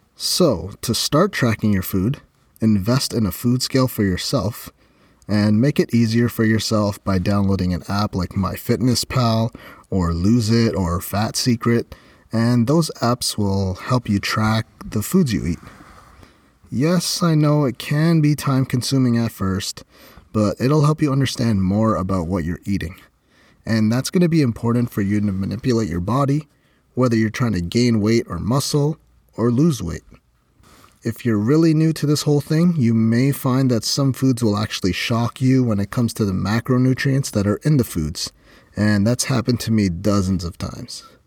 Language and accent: English; Canada; I'm Canadian